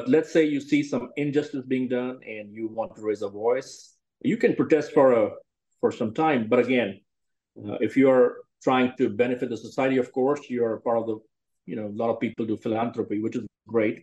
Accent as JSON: {"language": "English", "country": "India", "tie": "born or raised there", "moved": "as an adult", "lives_now": "Texas, United States", "said": "born and raised in India"}